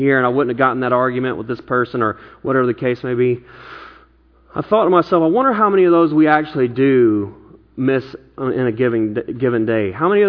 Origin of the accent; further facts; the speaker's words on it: the Bible Belt, United States; now in Bay Area, United States; You know, I came from the Bible Belt where just about everybody claimed to be a Christian